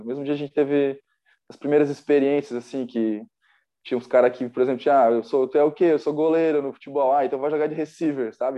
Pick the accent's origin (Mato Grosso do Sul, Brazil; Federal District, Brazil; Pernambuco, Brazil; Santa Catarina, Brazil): Santa Catarina, Brazil; Blumenau; also born or lived in Timbó; eu sou de Blumenau, eu nasci lá, né?